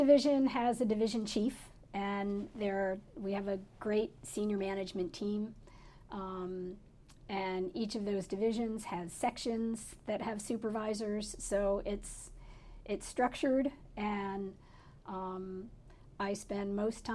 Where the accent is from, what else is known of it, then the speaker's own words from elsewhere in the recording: Pennsylvania, United States; moved away as an adult; also born or lived in Connecticut; now in Maui, United States; I grew up in Connecticut and Pennsylvania. And in Pennsylvania, where I lived from when I was 8 years old through college